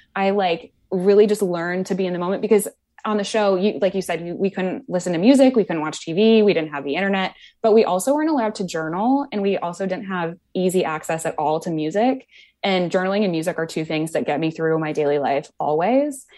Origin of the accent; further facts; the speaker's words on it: Wisconsin, United States; now in New York, United States; I grew up in Wisconsin